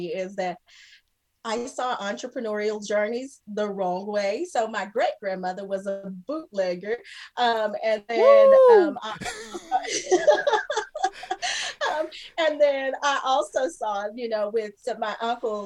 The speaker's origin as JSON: {"language": "English", "area": "between Lubbock and Plainview", "region": "West Texas", "country": "United States", "tie": "born or raised there", "said": "I grew up in Texas, and we were a small town in West Texas, kind of where, like, between Lubbock, Plainview"}